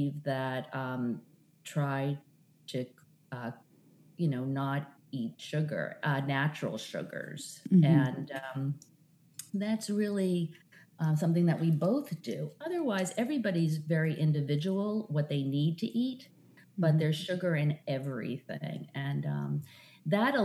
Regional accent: Brookline, Massachusetts, United States; moved away; also born or lived in Philadelphia; I grew up in Brookline, Massachusetts.

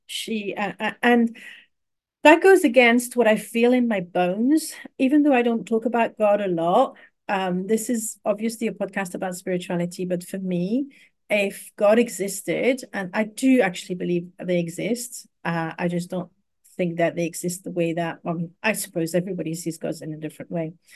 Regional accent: Paris, Île-de-France, France; moved away; I was raised in Paris, in France

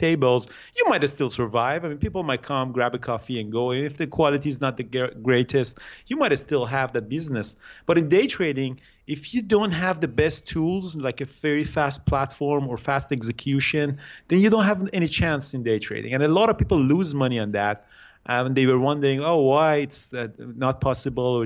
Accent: Iran; moved away as an adult; now in Vancouver, Canada; I grew up in Iran. I did my study in Iran

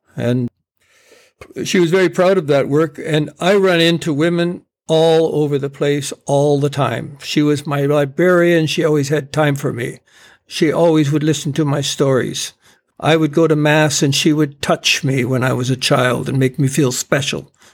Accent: Campbell River, British Columbia, Canada; growing up in Campbell River

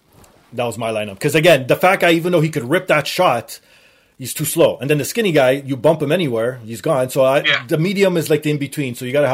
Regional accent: Canada; me being Canadian

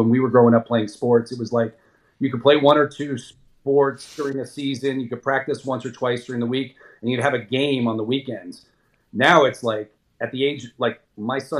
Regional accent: Jersey Shore, New Jersey, United States; I grew up down on the Jersey Shore

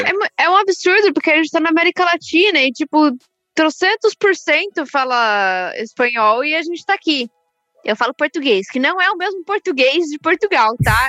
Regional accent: Brazil; eu sou do Brasil

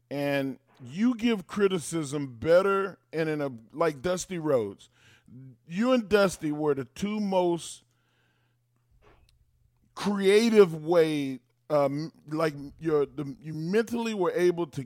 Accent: England, United Kingdom; that's I'm so English.

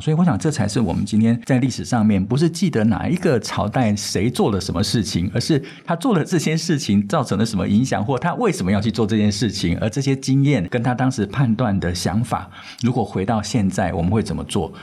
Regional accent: Taipei, Taiwan; also born or lived in Yilan; 我自己在小时候，我很长的时间是在北投长大，就是离开宜兰到台北，那我就住在北投

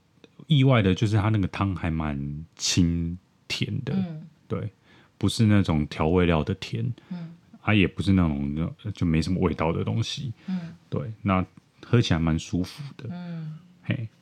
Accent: Taipei, Taiwan; 可能我台北人不太清楚什么是台南意面吧，嗯、因为我在台北吃到意面都是黄黄的

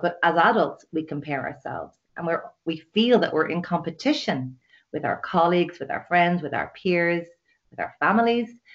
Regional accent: Dublin, Leinster, Ireland; now in west of Ireland, Ireland; I'm from Dublin, living in the west of Ireland in a lovely little sleepy village

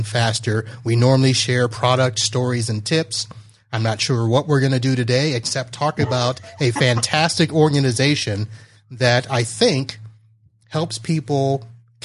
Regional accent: South Florida, United States; I'm from South Florida

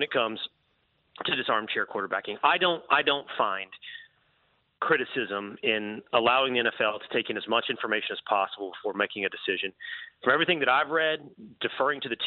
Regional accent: Texas, United States; I'm from Texas, and I readily own up to all of my Texas-based biases

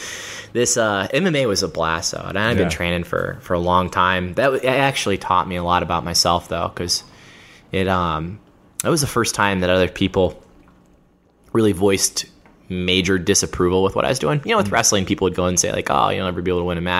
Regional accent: Georgia, United States; the state of Georgia, in my home state. I live outside of Atlanta

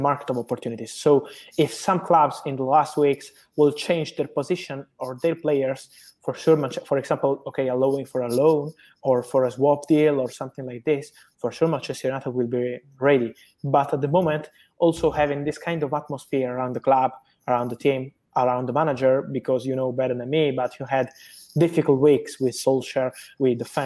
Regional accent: Italy; I am from Italy

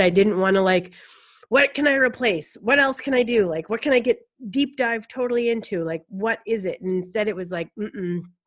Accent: Lakes region of New Hampshire, United States; I'm from the Lakes region of New Hampshire

